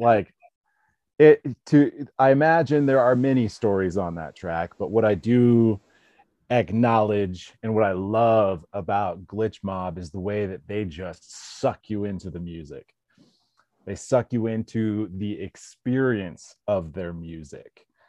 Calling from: South Lake Tahoe, California, United States; Man, I'm coming in from South Tahoe, California.

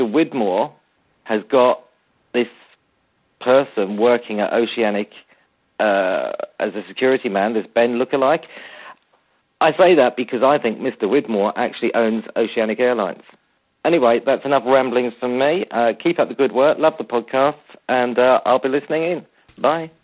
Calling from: Brighton, South East England, United Kingdom; I'm calling from Brighton in the UK.

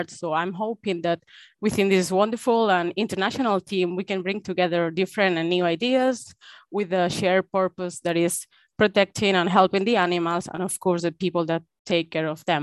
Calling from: Spain; Hola, Sabrina. I'm tuning from Spain

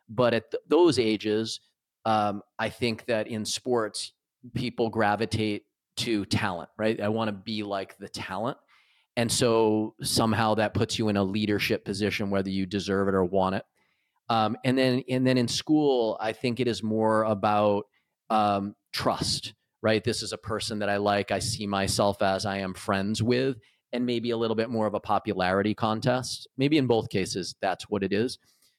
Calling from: Michigan, United States; I am calling in from Michigan in the U.S.

